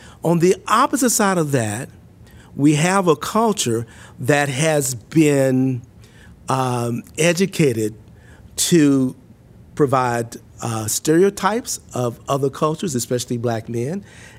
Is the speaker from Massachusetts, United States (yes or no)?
no; Mississippi, United States; I was born and raised in Mississippi. I was born in a house, not in a hospital.